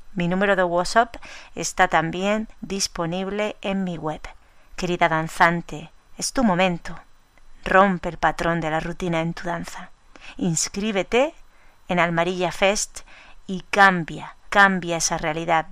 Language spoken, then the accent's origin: Spanish; Almería, Andalusia, Spain; mi tierra, Almería